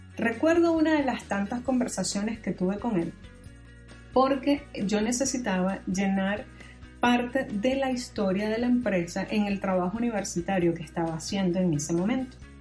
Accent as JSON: {"language": "Spanish", "country": "Venezuela", "moved": "yes", "said": "mi país de origen, Venezuela"}